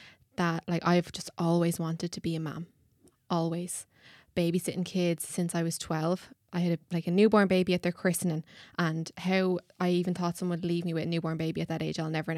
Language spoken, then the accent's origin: English; County Kildare, Ireland; I'm 23 from Kildare.